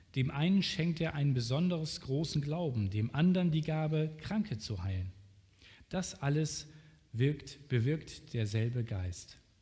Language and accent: German; Germany; als Deutscher